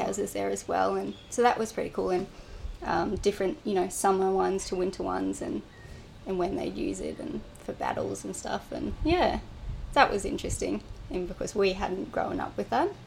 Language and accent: English; New South Wales, Australia; moved away as an adult; just south of Coffs Harbour, a little town called Maxville